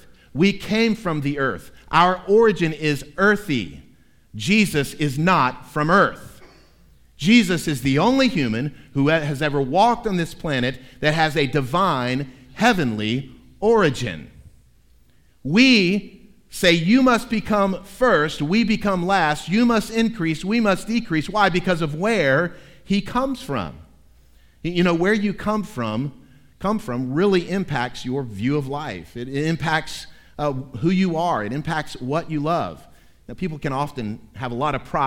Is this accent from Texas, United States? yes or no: no; Tampa, Florida, United States; moved away as an adult; also born or lived in South Georgia; now in Tennessee, United States; I was born at Tampa General Hospital in Tampa, Florida in 1969.